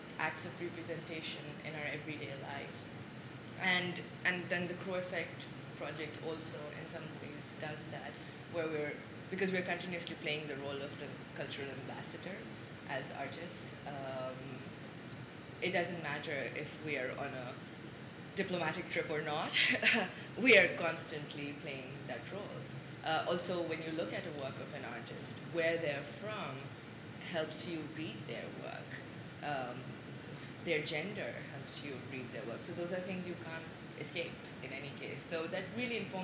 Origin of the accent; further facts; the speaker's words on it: Pakistan; moved away as an adult; also born or lived in Ethiopia / United States; now in Sudan; when I answer Pakistan